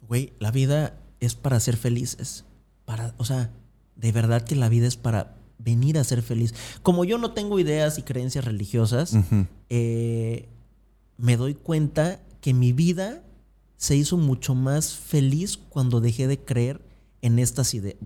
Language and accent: Spanish; Acapulco, Guerrero, Mexico; moved away as an adult; yo soy de Acapulco, de una familia promedio, de clase media baja, que vivía en la Progreso